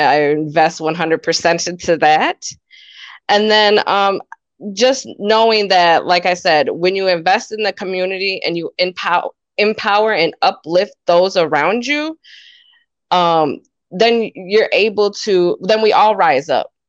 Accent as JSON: {"language": "English", "town": "Montello", "region": "Wisconsin", "country": "United States", "tie": "born or raised there", "said": "I was actually born and raised in Montello, Wisconsin, which is a small town one hour north of Madison"}